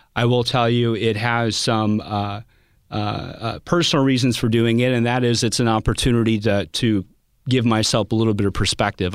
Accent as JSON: {"language": "English", "area": "Pacific", "region": "Missouri", "country": "United States", "tie": "born or raised there", "said": "I grew up in Little Pacific, Missouri, not with a, a ton of money"}